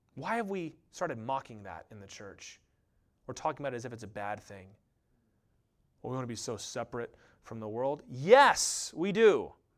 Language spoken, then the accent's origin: English; United States; I love being an American.